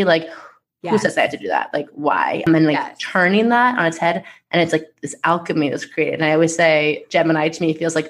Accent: Long Island, New York, United States; I'm from Long Island and proud.

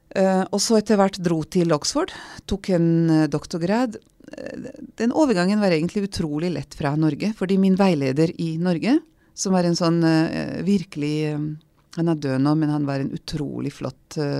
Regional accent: Serbia; first language Vlach; Norwegian is a second language; moved away as an adult; now in Norway; jeg vokste opp som ungarsk minoritet i gamle Titos Jugoslavia, i den delen som er Serbia i dag

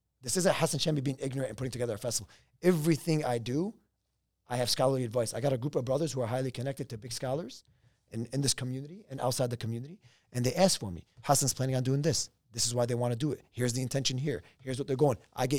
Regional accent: Lebanon; Oh my God, this reminds me when I was growing up in Lebanon.

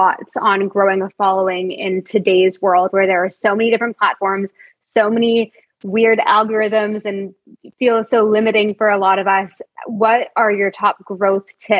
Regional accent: Toronto, Ontario, Canada; moved away; We are both born and raised in Toronto

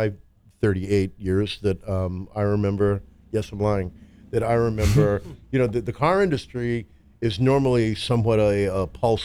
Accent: the South, United States; I was raised in the South

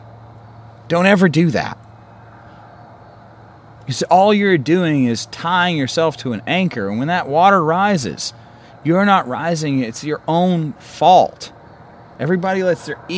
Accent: Columbus, Mississippi, United States; moved away as an adult; now in Utah, United States; I'm from Columbus. Okay, I was woken up when I was 5 years old living over in faculty housing to drive-bys

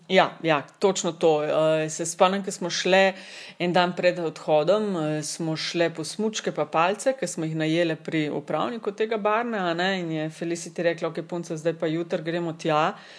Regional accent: Kočevje, Slovenia; prihajam iz Kočevja, ki je one of the coldest regions in Slovenija

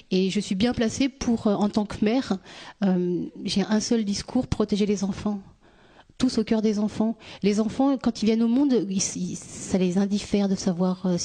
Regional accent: France; also born or lived in Tunis; Je suis née à Tunis. Je suis arrivée en France. J'avais un mois. ni d'ici, ni de là-bas.

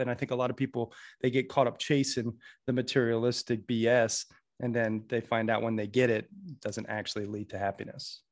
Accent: Sarasota, Florida, United States; also born or lived in Red Lodge, Montana; I was born and raised in Sarasota, Florida, and then grew up half in Red Lodge, Montana.

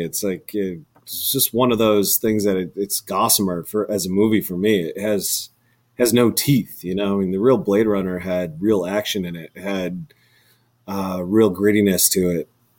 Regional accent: Bozeman, Montana, United States; I'm from Bozeman, Montana.

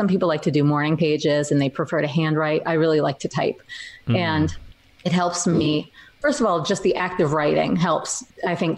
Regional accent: New York, United States; memoir about growing up in New York as a dork.

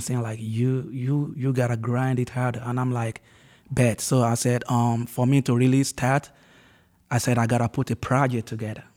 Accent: Ondo, Nigeria; moved away as an adult; also born or lived in Lagos, Nigeria; now in United States; move from my hometown, uh, which is Ondo State

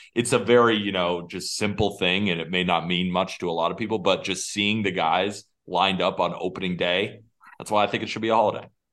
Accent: West Coast, United States; I grew up on the West Coast

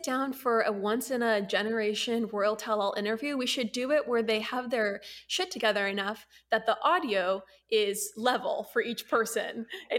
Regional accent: United States; we all knew about the royals growing up as Americans

